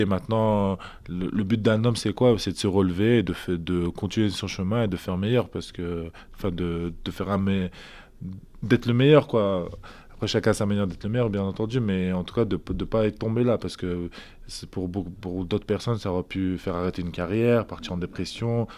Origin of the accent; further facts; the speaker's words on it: Lille, Hauts-de-France, France; je suis de Lille